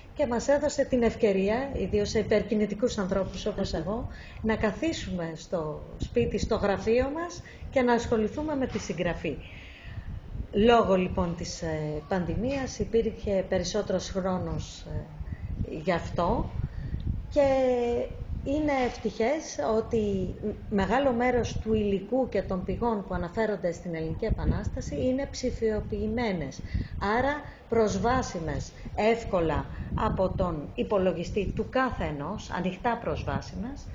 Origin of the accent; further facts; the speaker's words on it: Lamia, Central Greece, Greece; moved away as an adult; also born or lived in Athens / England; now in Thessaloniki, Greece; εκεί πέρασα τα μαθητικά μου χρόνια